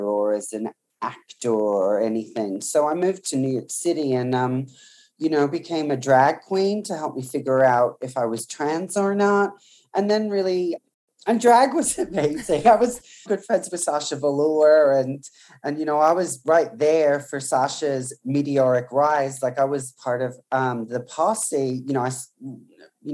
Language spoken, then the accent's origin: English; country Victoria, Australia; I was born in country Victoria into a pretty kind of working class family.